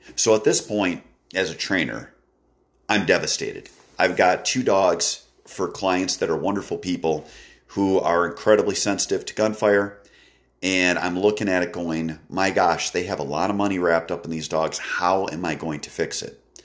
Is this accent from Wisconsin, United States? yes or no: yes; Wisconsin, United States; my home state of Wisconsin